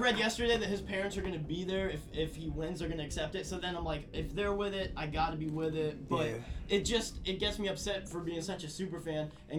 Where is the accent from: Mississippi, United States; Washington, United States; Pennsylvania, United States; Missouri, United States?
Pennsylvania, United States; Pittsburgh; I'm from Pittsburgh.